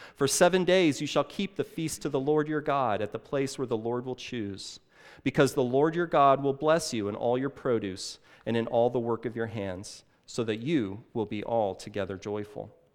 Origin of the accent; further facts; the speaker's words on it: Illinois, United States; now in Saint Louis, United States; I grew up in Illinois, uh, just a couple of, a couple of hours across the river, uh, just, uh, east on sixty-four